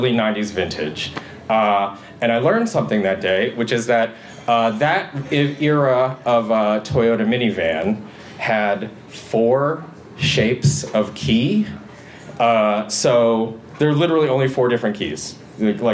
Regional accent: Michigan, United States; I'm from Michigan

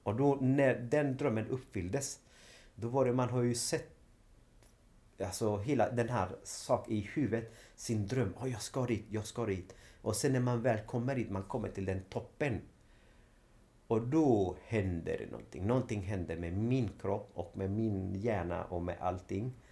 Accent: Sweden; Ja, men, nej, men jag är från Sverige.

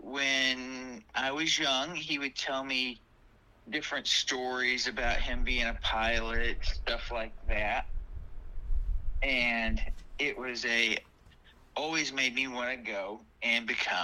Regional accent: Kansas City, Missouri, United States; now in Australia; I was born in Kansas City, Missouri, back in 1972.

